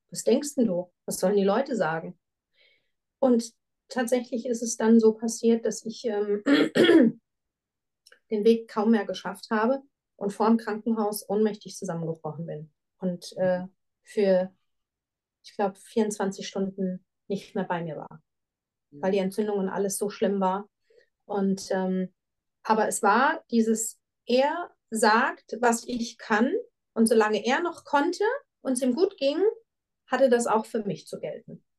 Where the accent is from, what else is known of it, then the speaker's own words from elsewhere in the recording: Frankfurt, Hesse, Germany; moved away as an adult; now in Switzerland; eine sehr, sehr starke Bindung an meine Heimatstadt